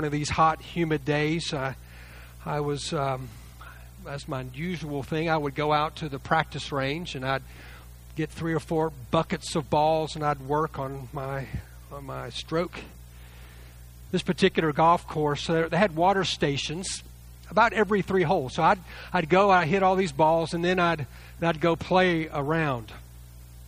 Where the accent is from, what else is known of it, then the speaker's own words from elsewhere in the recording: Lake Jackson, Texas, United States; I grew up near the Gulf Coast, south of Galveston, in a town called Lake Jackson